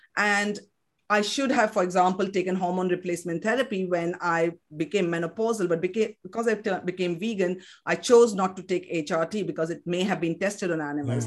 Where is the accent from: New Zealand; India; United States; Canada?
India; Kolkata, West Bengal; English is a second language; moved away; I was born in West Bengal, in Calcutta, in Kolkata as it's called now. Uh, so I grew up speaking fluent Bengali.